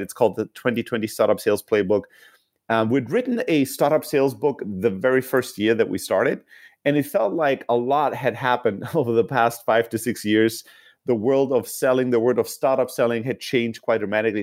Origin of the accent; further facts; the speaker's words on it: Germany; moved away as an adult; also born or lived in Greece / San Francisco, United States; now in United States; originally from Greece, uh, born and raised in Germany, and then came to the U S, uh, I think fourteen years ago now